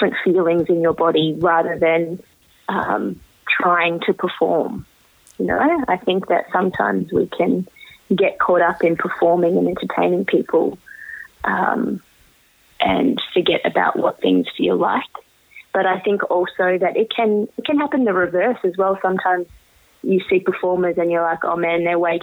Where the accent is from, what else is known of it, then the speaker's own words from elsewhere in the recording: Australia; growing up in Australia as someone who's, you know, first generation Australian from Indian immigrants